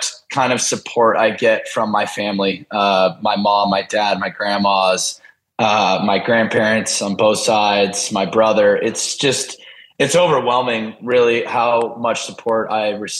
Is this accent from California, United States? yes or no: yes; Del Mar, California, United States; moved away as an adult; now in Philadelphia, United States; I grew up in Del Mar, pretty close to the beach